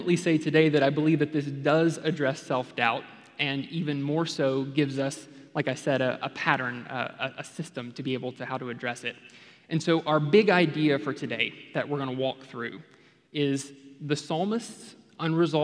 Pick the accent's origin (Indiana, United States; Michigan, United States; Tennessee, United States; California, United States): Tennessee, United States; Memphis; now in Texas, United States; I grew up in Memphis, Tennessee, came to Texas as soon as I could